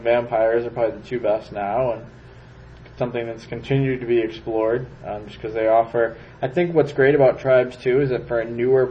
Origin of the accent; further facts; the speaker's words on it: Chicago, Illinois, United States; I'm from Chicago.